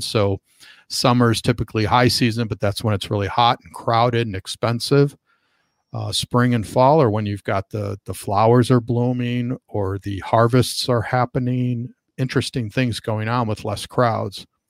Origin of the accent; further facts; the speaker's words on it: Chicago, Illinois, United States; moved away as an adult; now in Southern California, United States; I started bringing groups back to Chicago, and I was really just looking for a, a way to get a free trip back to, to my hometown and see my family